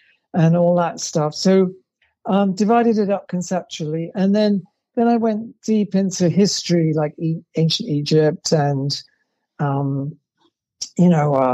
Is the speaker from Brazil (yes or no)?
no; England, United Kingdom; moved away; growing up in England, I was sort of drowning in drag